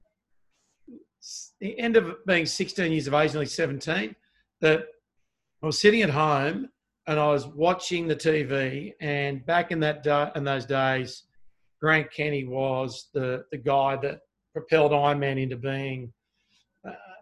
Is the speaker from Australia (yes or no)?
yes; Sydney, New South Wales, Australia; also born or lived in Melbourne, Victoria; started school on the northern beaches of Sydney